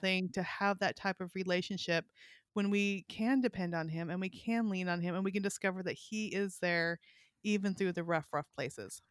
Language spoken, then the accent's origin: English; California, United States; moved away as an adult; also born or lived in Kalispell, Montana; now in Arkansas, United States; I grew up in California, then we lived in Montana